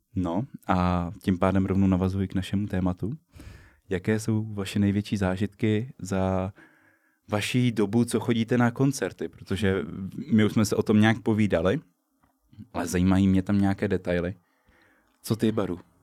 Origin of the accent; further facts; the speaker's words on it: Liberec, Liberec Region, Czechia; now in Brno, Czech Republic; u nás bylo v Liberci